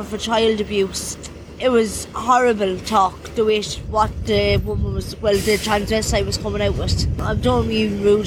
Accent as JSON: {"language": "English", "area": "County Clare", "region": "Munster", "country": "Ireland", "also_born_or_lived": "Limerick", "moved": "yes", "said": "I'm originally from County Clare, and there was no hostels in County Clare."}